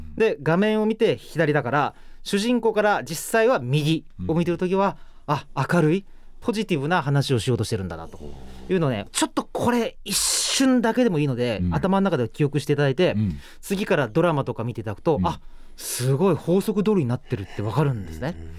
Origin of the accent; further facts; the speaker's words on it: Saga, Japan; 私は佐賀県出身なんですけど